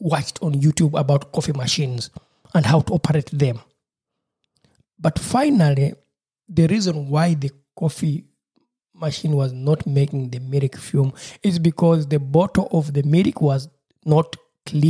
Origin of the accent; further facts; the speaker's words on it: Uganda; moved away; my home country, Uganda